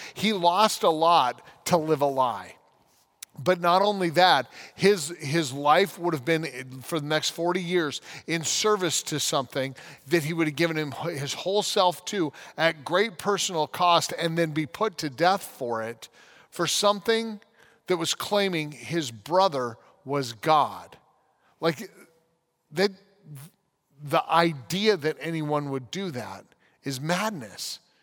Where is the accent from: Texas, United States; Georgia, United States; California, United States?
California, United States; San Diego; moved away as an adult; also born or lived in Grand Junction, Colorado; now in Holland, Michigan, United States; we lived in San Diego, where I went to middle and high school